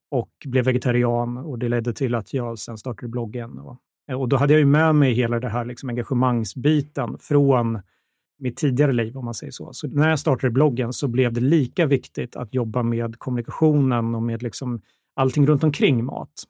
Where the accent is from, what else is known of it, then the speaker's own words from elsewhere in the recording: Borlänge, Dalarna County, Sweden; moved away as an adult; also born or lived in Linköping; now in Stockholm, Sweden; Ja, jag är uppvuxen i Borlänge. Jag är född i Linköping, men eh, det var länge sedan, så det var väl sex när jag flyttade.